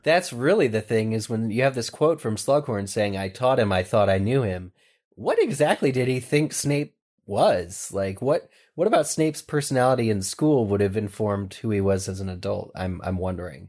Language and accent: English; Pennsylvania, United States; Pennsylvania, my home state